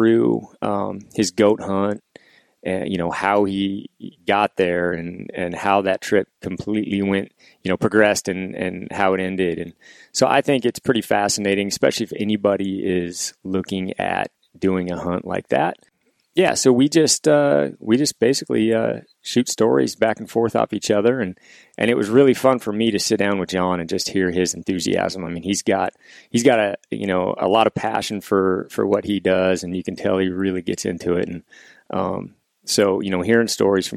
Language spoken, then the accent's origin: English; Washington, United States; We're obviously here in Washington, my home state, both Washington guys